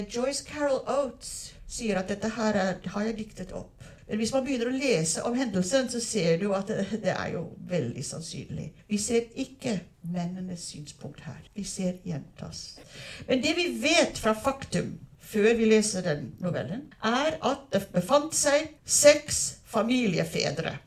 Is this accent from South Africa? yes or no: yes; South Africa; now in Norway; Jeg er oppvokst i Sør-Afrika